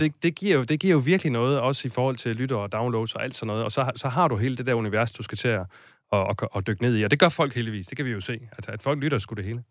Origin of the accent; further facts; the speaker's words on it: Silkeborg, Central Denmark Region, Denmark; i Silkeborg, hvor jeg kommer fra